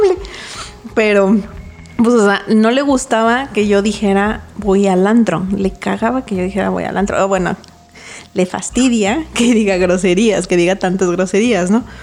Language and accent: Spanish; Mexico; Como buen mexicano